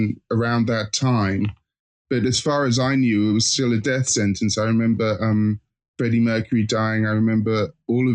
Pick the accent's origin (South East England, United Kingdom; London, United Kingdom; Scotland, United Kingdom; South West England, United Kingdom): South East England, United Kingdom; Hastings; moved away; I'm originally from Hastings